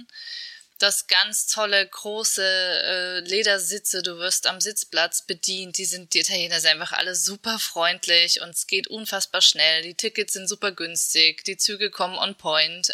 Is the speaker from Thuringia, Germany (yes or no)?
yes; Erfurt, Thuringia, Germany; Erfurt ist nicht zu unterschätzen. Also das ist äh, meine Geburtsstadt